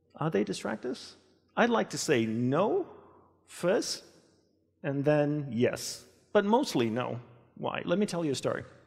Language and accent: English; Australia; moved away as an adult; also born or lived in Hawaii; I grew up in Australia and I left and went to Hawaii, where I joined my guru's monastery